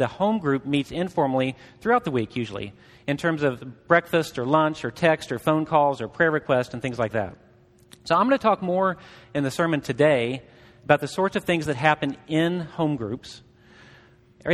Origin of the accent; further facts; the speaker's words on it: Southeast Missouri, United States; I grew up in Southeast Missouri.